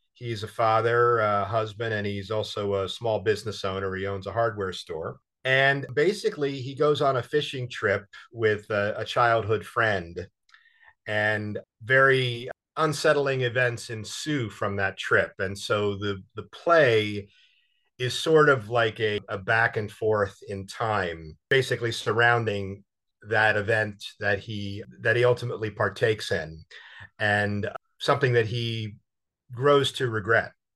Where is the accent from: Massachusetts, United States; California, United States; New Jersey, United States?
New Jersey, United States; now in New York, United States; I'm from Jersey